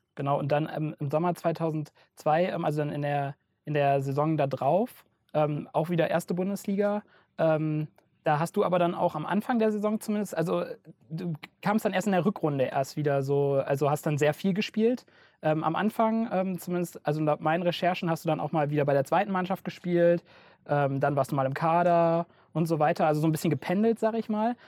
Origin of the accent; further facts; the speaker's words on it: Rhineland, Germany; moved away as an adult; now in Franconia, Germany; ich komme eigentlich aus dem Rheinland und äh, ähm, bin hier nach Franken gezogen zum Studieren